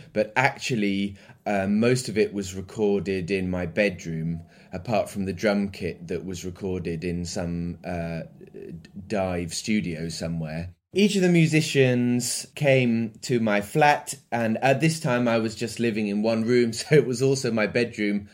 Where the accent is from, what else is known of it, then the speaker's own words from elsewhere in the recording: Midlands, United Kingdom; now in London, United Kingdom; I grew up in the Midlands in England and I live in London at the moment